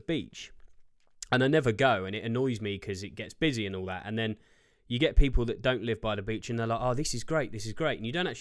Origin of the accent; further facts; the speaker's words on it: United Kingdom; being a Brit